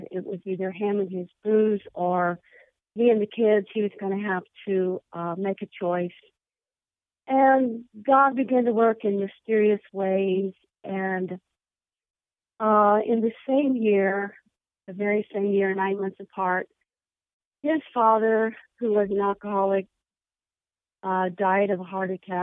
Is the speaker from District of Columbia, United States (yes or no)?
no; Yorktown, Indiana, United States; also born or lived in Fortville, Indiana; I was raised in Yorktown, Indiana, which is just outside of Muncie